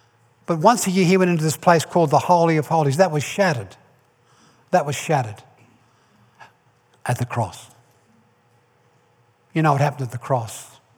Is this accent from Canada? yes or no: no; Ireland; I'm Irish. I was born in Ireland.